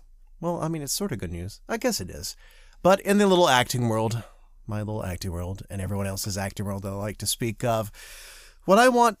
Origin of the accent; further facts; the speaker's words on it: the South, United States; accent: Southern; I spent years trying and learning how to not speak with my Southern accent, which I grew up that was very, very thick for a very long part of my life.